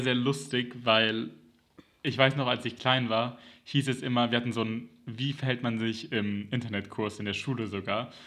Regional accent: Germany; als Kind in Deutschland

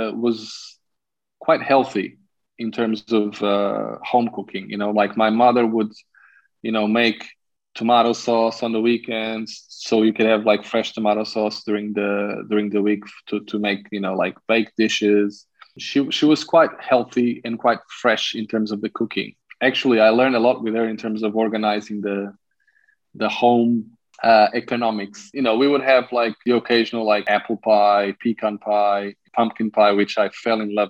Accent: Carcavelos, Lisbon, Portugal; I was raised in Carcavelos, which is a suburb of Lisbon.

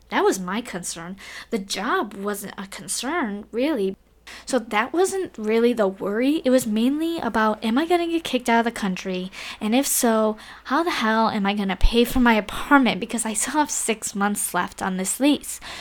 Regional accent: Cleveland, Ohio, United States; moved away as an adult; now in Taiwan; move, what, seven thousand six hundred miles away from my hometown in Cleveland, Ohio

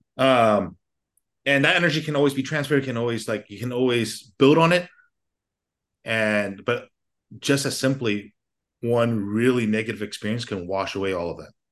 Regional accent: United States; I grew up in America

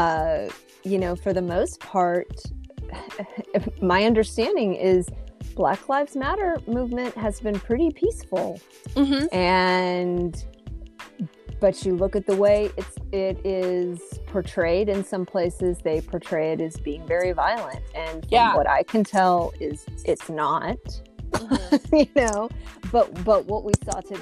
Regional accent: Texas, United States; growing up in Texas, I'm trying to think if MLK was even covered in anything we studied growing up through elementary school, middle school, high school

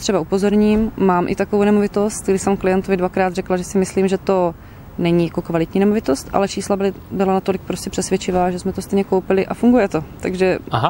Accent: Moravian Slovakia, Czechia; moved away as an adult; now in Liptál, Czechia; já pocházím ze Slovácka a poslední dva roky si nás manžel převezl sem na Valašsko

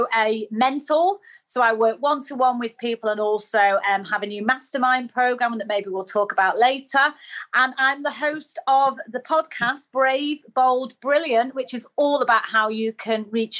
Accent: Manchester, North West England, United Kingdom; accent: northerner; you can probably tell from my dulcet tones, I am a northerner. So I was brought up in Manchester

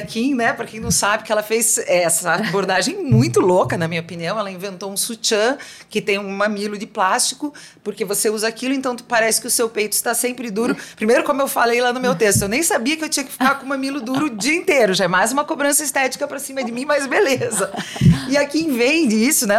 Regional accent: South Region, Brazil; eu nasci no sul do Brasil, numa comunidade bem conservadora

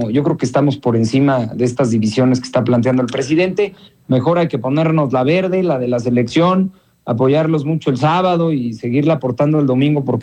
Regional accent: Mexico; parece que López Obrador está consiguiendo eh, su cometido que es dividir al país, que es dividirnos como mexicanos

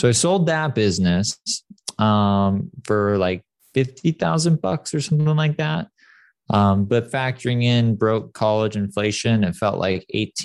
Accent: San Clemente, California, United States; also born or lived in Detroit; I grew up pretty poor in a very wealthy area, San Clemente

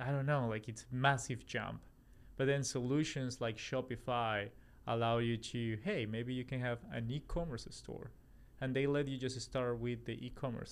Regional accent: Colombia; also born or lived in Australia / New York, United States / Raleigh, North Carolina, United States; now in Los Angeles, United States; I'm originally from Colombia, South America, and then live in Australia. I'm from Australia, moved to the US in 2015

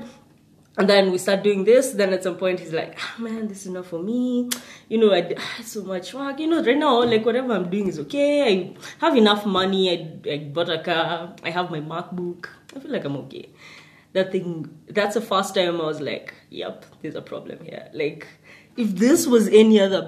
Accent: Nakuru, Nakuru County, Kenya; I grew up in Nakuru.

